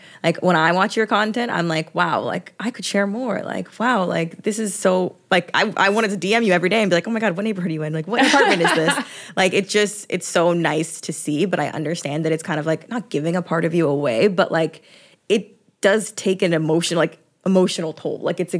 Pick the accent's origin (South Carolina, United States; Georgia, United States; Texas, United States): Georgia, United States; Atlanta; Like, when I'm at home, I'm from Atlanta, and like from the suburbs.